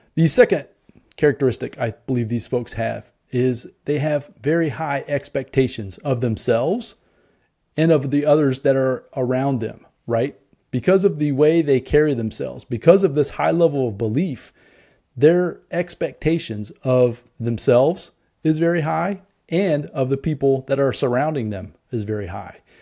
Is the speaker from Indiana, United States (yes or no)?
yes; Indianapolis, Indiana, United States; I'm from Indianapolis